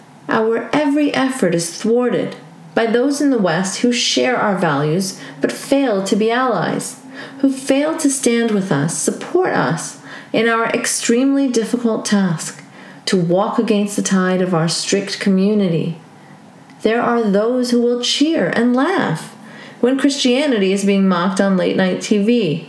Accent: Saudi Arabia; colors my views on religion is having grown up in an Islamic theocracy, Saudi Arabia. I grew up there as a Pakistani expat and lived in a compound for foreigners.

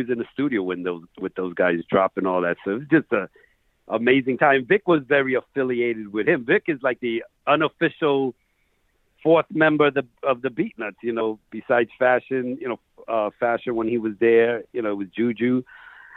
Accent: New York City, New York, United States; I grew up in Queens

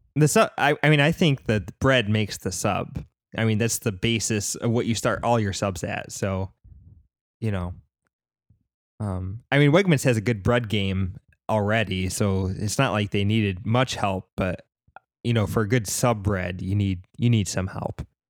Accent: upstate New York, United States; I grew up in a very small town, uh, nowhere near Syracuse, New York. Um, it was still in upstate New York.

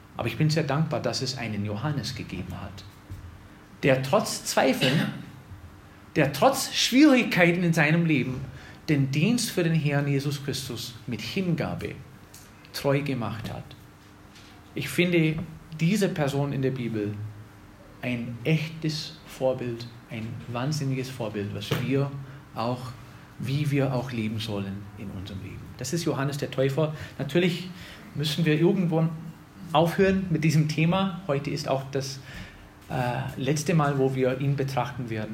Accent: Wisconsin, United States; moved away; ich komme aus Wisconsin

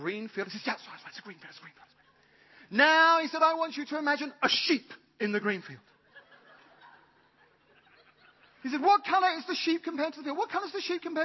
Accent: United Kingdom; I'm British.

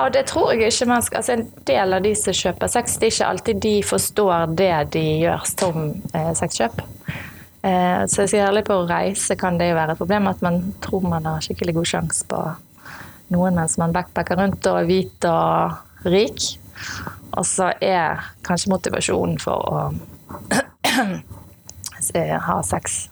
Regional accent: Askøy, Vestland, Norway; jeg født og oppvokst på Askøy

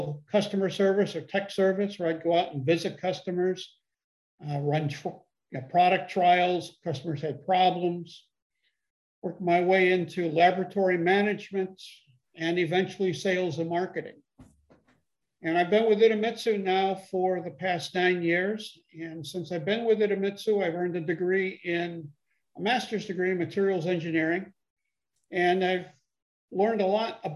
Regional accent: Chicago, Illinois, United States; now in Columbia, South Carolina, United States; I was born and raised in the Chicago area.

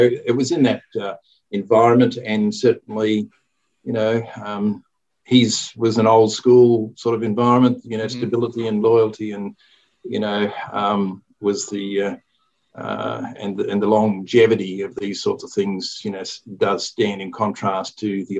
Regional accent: Melbourne, Victoria, Australia; now in Newcastle, Australia; I grew up in Melbourne, East St Kilda

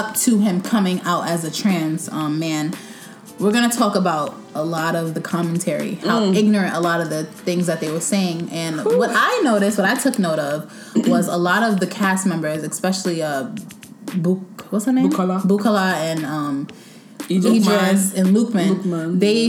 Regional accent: Nigeria; since we're all Nigerian

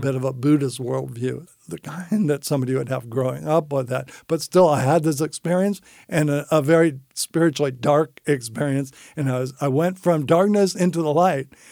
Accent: San Francisco, California, United States; I grew up in San Francisco in a, uh, non-Christian family.

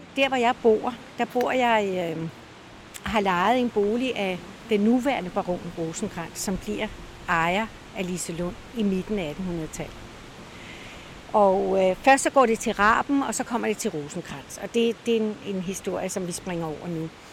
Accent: Copenhagen, Capital Region of Denmark, Denmark; moved away as an adult; now in Møn, Denmark; jeg kommer fra København

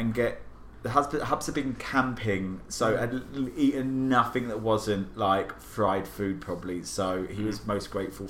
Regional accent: England, United Kingdom; now in United States; So I grew up in England.

